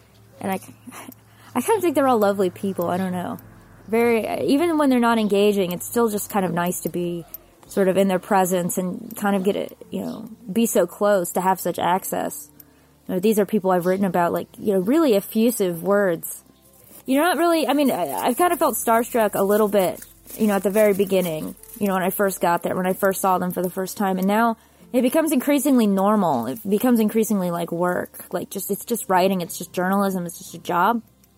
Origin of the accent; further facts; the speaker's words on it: United States; the first time I went to Europe when I was an undergrad as a music student. Barely 20, and decided, being American and rosy-eyed